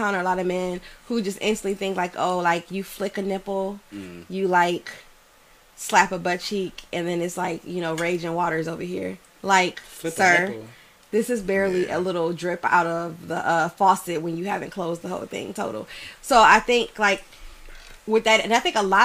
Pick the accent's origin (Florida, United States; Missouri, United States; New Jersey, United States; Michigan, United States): Michigan, United States; Detroit; I'm from Detroit